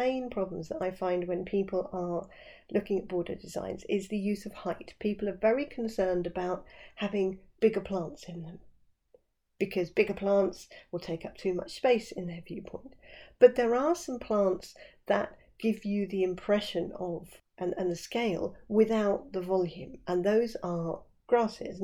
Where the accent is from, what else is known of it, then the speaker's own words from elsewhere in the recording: West Sussex, South East England, United Kingdom; where I live down here in West Sussex